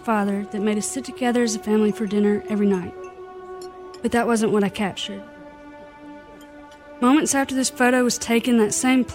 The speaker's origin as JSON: {"language": "English", "town": "Clarksdale", "region": "Mississippi", "country": "United States", "tie": "born or raised there", "moved": "yes", "said": "Born and raised in Clarksdale, Mississippi"}